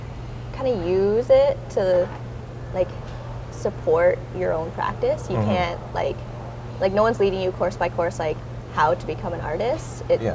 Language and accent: English; Pickering, Ontario, Canada; also born or lived in Toronto; Yeah, I was born in Toronto, but I grew up in Pickering.